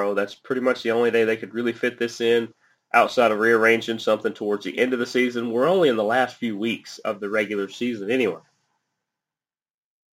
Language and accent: English; United States